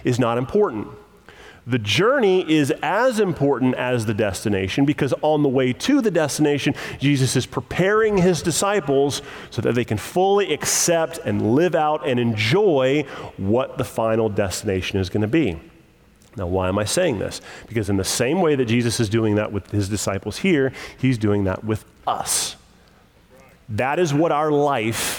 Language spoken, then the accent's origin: English; United States; as an American